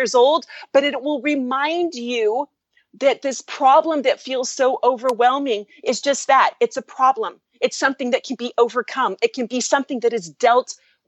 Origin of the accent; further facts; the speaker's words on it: California, United States; I am from California, and my first career was as a Hollywood producer and music label owner